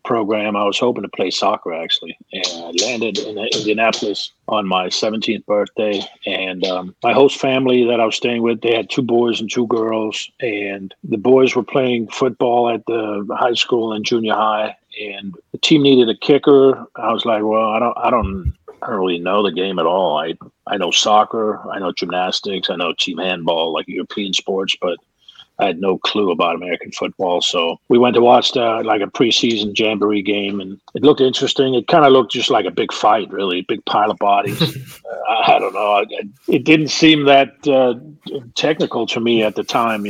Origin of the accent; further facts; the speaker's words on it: Denmark; also born or lived in New Orleans; now in Atlanta, United States; I'm from Denmark.